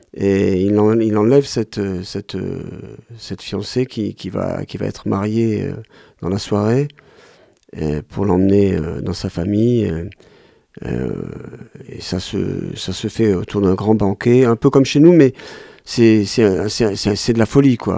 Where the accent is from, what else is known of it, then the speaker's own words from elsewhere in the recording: Ganja, Azerbaijan; Je suis de Ganja. C'est la deuxième grande ville qui est au nord du pays, près de la Géorgie.